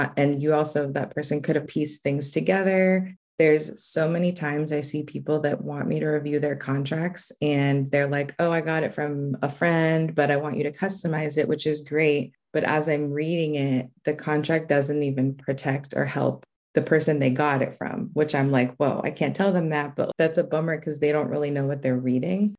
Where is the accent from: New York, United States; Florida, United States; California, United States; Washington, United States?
California, United States; Los Angeles; I was raised in Los Angeles in the South Bay area.